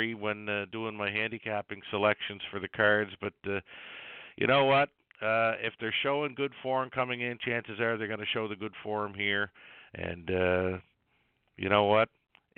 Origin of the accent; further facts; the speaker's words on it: Summerside, Prince Edward Island, Canada; moved away; my hometown track of Summerside Raceway